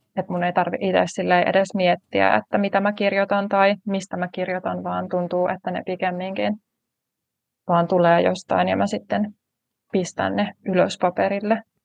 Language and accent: Finnish; Tampere, Pirkanmaa, Finland; Olen tamperelainen kirjailija